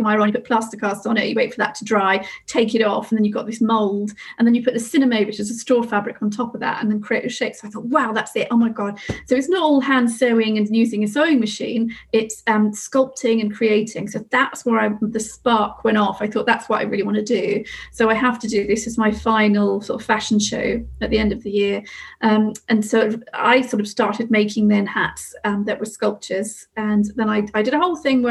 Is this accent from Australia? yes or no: no; Somerset, South West England, United Kingdom; I come from Somerset. So I moved back to Somerset thinking I'll set up the business